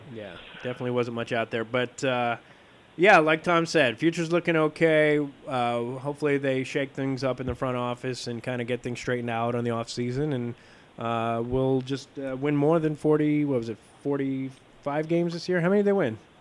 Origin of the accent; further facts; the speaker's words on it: Italy; I'm from Italy, so I always think football, is soccer